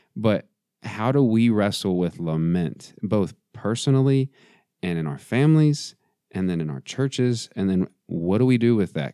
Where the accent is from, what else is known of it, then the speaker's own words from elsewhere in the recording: West Texas, United States; I am from West Texas, hmm. not far not far, uh, a couple hours from the border